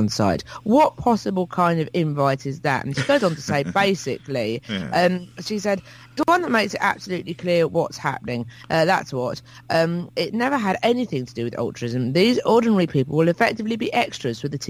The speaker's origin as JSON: {"language": "English", "town": "Hastings", "region": "South East England", "country": "United Kingdom", "said": "I come from Hastings"}